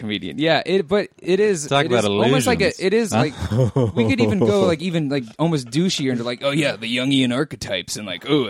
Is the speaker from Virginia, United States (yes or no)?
no; San Francisco, California, United States; now in Los Angeles, United States; San Francisco.